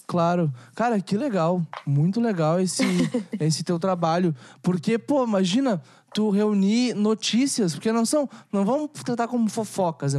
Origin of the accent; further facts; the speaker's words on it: Rio Grande do Sul, Brazil; also born or lived in Canoas; eu sou do Rio Grande do Sul. Moro do lado uhum. de Porto Alegre, em Canoas